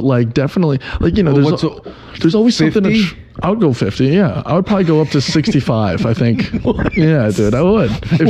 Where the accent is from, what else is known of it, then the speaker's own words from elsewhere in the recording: United States; I'm American and I'm in Amsterdam